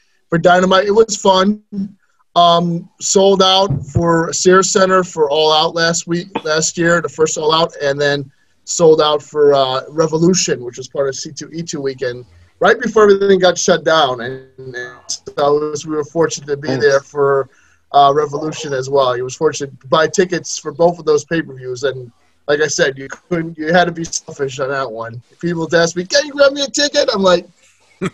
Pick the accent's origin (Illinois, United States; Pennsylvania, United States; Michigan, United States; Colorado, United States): Illinois, United States; Chicago; I'm from Chicago